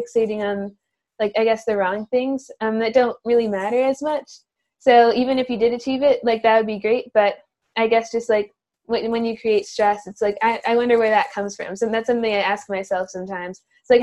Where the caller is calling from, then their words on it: New Rochelle, New York, United States; I'm calling in from New Rochelle, New York, where I live with my family